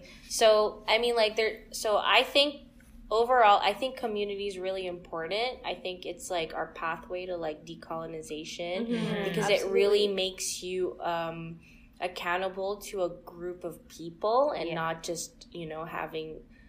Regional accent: Philippines; like as a Filipino, like you're expected to like take part

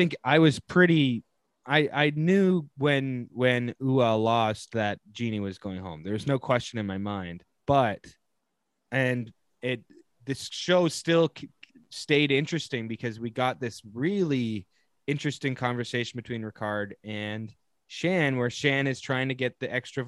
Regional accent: Greater Toronto Area, Ontario, Canada; I'm from the GTA

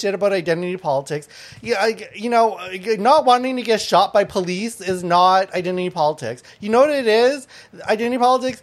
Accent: Thailand; also born or lived in Laos; now in Canada; I was born in Thailand, and my family's from Laos and Thai

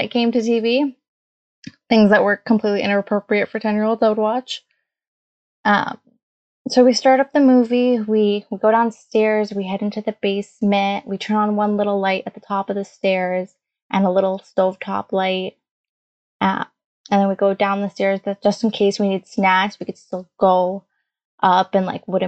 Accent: Canada; English is a second language; also born or lived in Hamilton; I was born a few years after they came to Canada

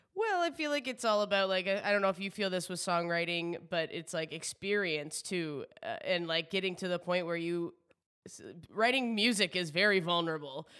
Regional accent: New Brunswick, Canada; now in Toronto, Canada; I'm from the East Coast, so I'm originally from New Brunswick, living in Toronto.

